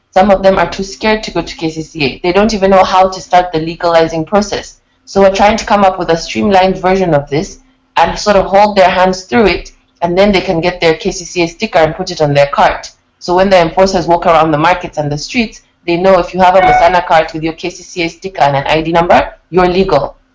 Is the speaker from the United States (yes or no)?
no; Uganda; also born or lived in England; Growing up in Uganda and England, the contrast is so stark and I've been aware of that my whole life